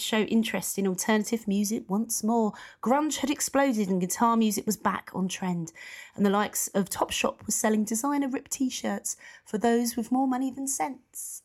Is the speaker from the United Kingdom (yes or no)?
yes; United Kingdom; being a U K person, being British